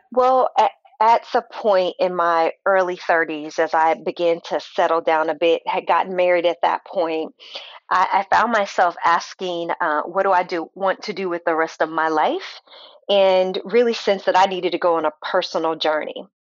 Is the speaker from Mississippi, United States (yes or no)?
no; St. Louis, Missouri, United States; now in Kansas City, United States; I grew up in St. Louis, Missouri. Born and raised there